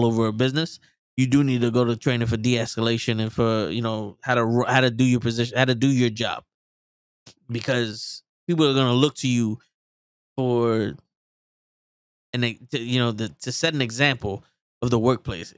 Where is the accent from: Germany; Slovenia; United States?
United States; New York City, New York; I'm Puerto Rican from the Bronx